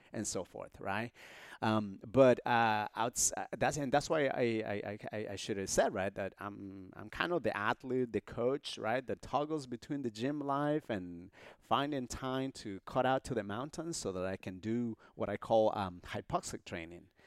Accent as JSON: {"language": "English", "country": "Honduras", "tie": "born or raised there", "moved": "yes", "said": "I was born in Honduras in this, uh, small border town, uh, near El Salvador."}